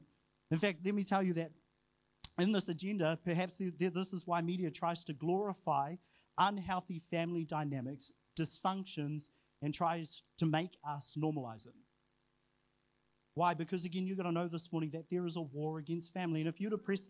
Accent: New Zealand; also born or lived in Huntly, Waikato / Whangarei, Northland; I was brought up and raised in Huntley in Whangarei

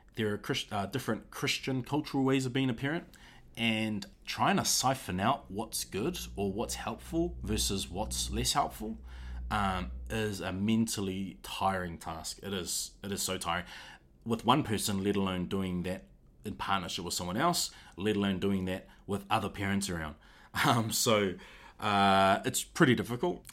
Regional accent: Auckland, New Zealand; I'm from Auckland

